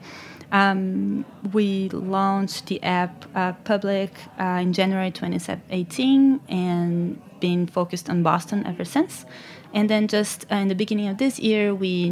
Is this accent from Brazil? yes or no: yes; Brazil; moved away as an adult; I'm from Brazil